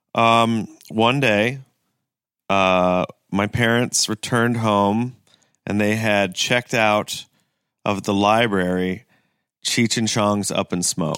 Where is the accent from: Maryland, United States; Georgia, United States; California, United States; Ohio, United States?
Ohio, United States; Kent; also born or lived in Greenville, South Carolina; I grew up in Kent, Ohio